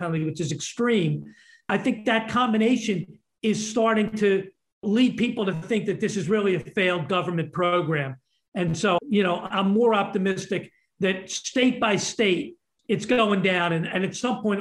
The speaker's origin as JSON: {"language": "English", "region": "Pennsylvania", "country": "United States", "said": "I'm from Pennsylvania. We're like the sore thumb in the entire Northeast."}